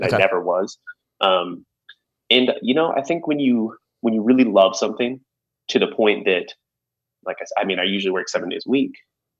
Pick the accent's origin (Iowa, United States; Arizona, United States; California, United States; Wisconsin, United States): Arizona, United States; Prescott; I'm from Prescott. It's a little small town up in the mountains. Population about 31,000, I believe, when I was in school there.